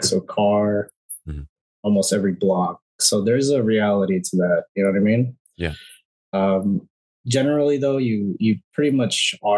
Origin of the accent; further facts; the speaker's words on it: Bay Area, California, United States; I grew up around the Bay Area for a very long time.